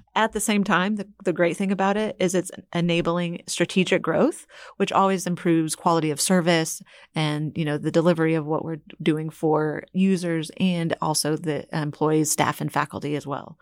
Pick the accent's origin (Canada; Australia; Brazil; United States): United States; Houston, Texas; I'm from Houston